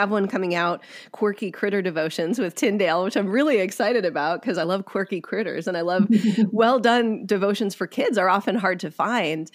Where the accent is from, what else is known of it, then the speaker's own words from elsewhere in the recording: Wisconsin, United States; now in California, United States; I grew up in Wisconsin